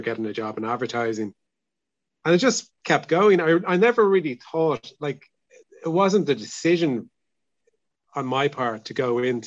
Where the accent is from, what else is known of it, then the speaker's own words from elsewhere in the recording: Dublin, Leinster, Ireland; also born or lived in Salthill, Galway; now in Galway, Ireland; I'm from Dublin. I feel like I'm a permanent blow-in now, really